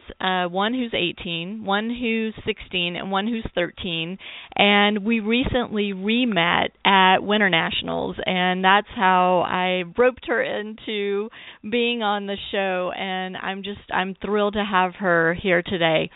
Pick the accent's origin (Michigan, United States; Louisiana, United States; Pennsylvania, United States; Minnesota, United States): Louisiana, United States; Shreveport; my hometown of Shreveport, Louisiana